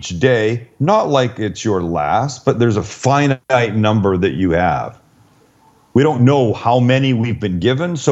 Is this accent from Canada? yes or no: yes; Canada; moved away; I'm Canadian